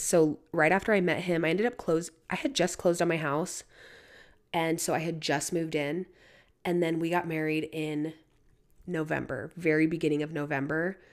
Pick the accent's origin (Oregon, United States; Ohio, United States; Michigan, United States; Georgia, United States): Oregon, United States; Portland; moved away as an adult; I grew up in Portland, Oregon. That was where I was born and raised, and I pretty much lived in Portland, Oregon until, until I was twenty-one